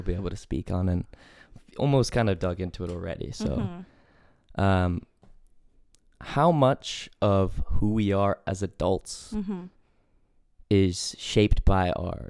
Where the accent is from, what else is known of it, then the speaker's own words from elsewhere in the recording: California, United States; moved away as an adult; also born or lived in England / Chicago, Illinois; And then moved to Chicago and then lived there for 3 years and then moved to California.